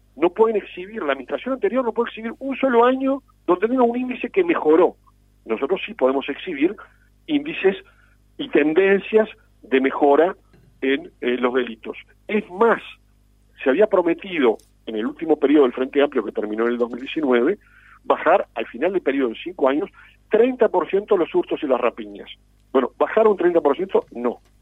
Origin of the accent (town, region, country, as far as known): Uruguay